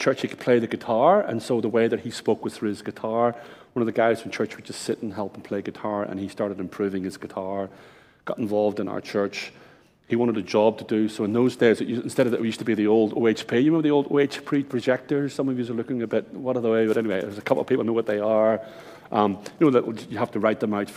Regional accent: Ireland; now in Brisbane, Australia; I'm Irish, my wife's Japanese

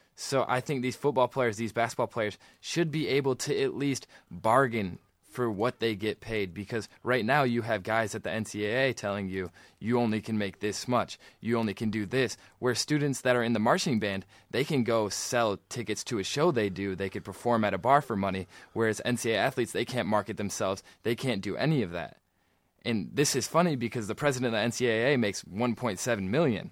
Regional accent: Michigan, United States; we're from Michigan

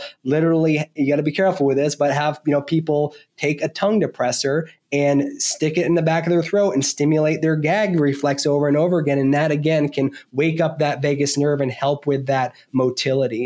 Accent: Vermont, United States; I was born and raised in Vermont. I grew up on a small dairy farm.

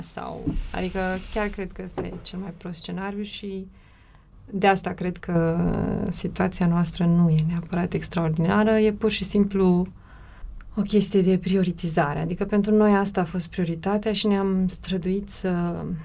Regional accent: Romania; moved away as an adult; also born or lived in Bucharest; în orașul natal, fiindcă amândoi suntem din același oraș

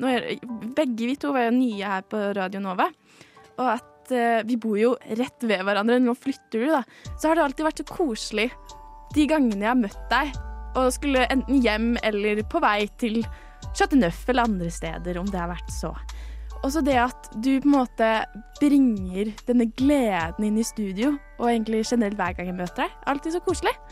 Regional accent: Western Norway, Norway; jeg er fra Vestlandet.

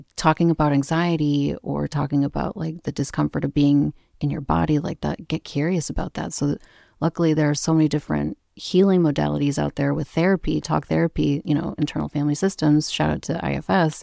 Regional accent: Minneapolis, Minnesota, United States; moved away as an adult; now in Vermont, United States; I grew up in the Midwest in Minneapolis

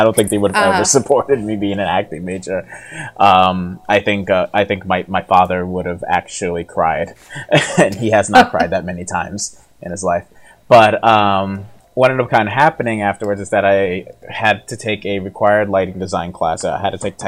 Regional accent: New York, United States; I'm from New York

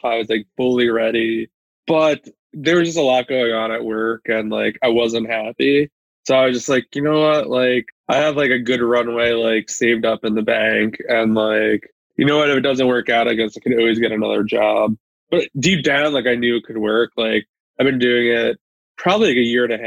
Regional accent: New York, United States; now in Pennsylvania, United States; I'm originally from New York.

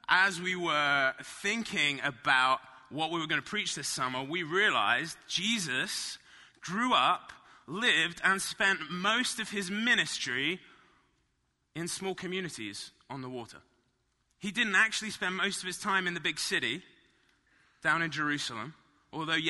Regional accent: Marlow, South East England, United Kingdom; moved away; I grew up in a little town called Marlow.

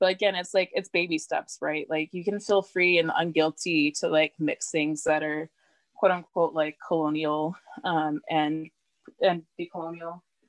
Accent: the South, United States; But I personally, like growing up in the South, just like general food, like we do a lot of like sauteed stuff with like butter and I find it very comforting.

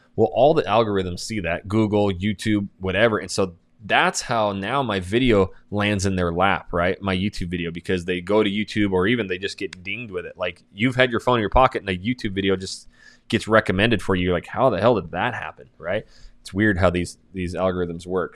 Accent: North Idaho, United States; I'm from North Idaho

